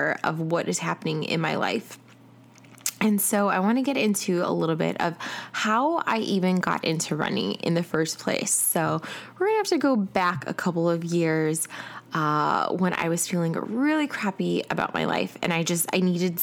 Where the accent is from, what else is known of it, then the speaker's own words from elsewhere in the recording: Chicago, Illinois, United States; now in Atlanta, United States; I am originally from Chicago, and I currently live in Atlanta